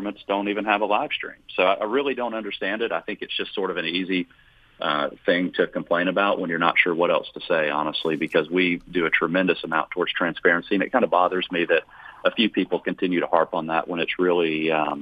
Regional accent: Watkinsville, Georgia, United States; I grew up in Watkinsville and Oconee County in the 80s and 90s

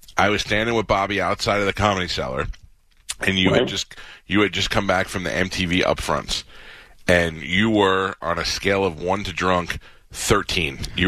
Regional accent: New York City, New York, United States; I'm from Staten Island

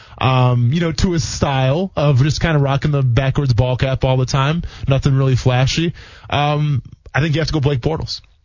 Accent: Midwest, United States; moved away; I'm coming from the Midwest here, where everything's hot to me

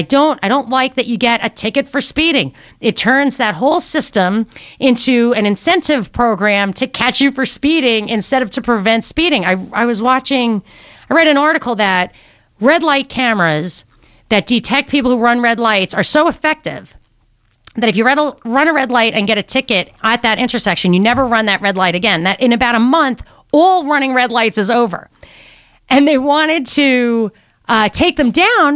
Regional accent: New York, United States; moved away; I'm from New York and right on the border of New Jersey.

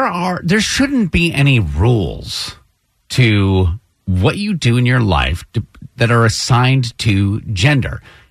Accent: Detroit, Michigan, United States; I'm from Detroit.

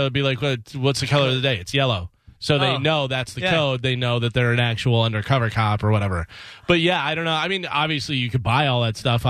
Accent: Illinois, United States; moved away as an adult; now in Florida, United States; Whenever I moved from Illinois to Florida, I gave my dad my ice scraper.

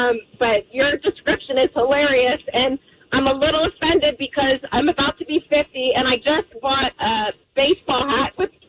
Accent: Pennsylvania, United States; now in St. Johns County, Florida, United States; I'm from Pennsylvania.

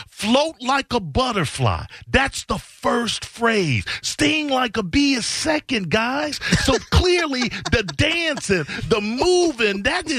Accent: Chicago, Illinois, United States; I'm from Chi-Town, son.

